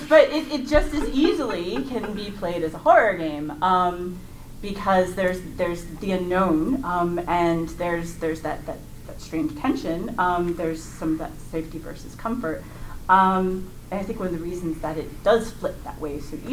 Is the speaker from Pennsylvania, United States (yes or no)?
no; Memphis, Tennessee, United States; I'm Memphis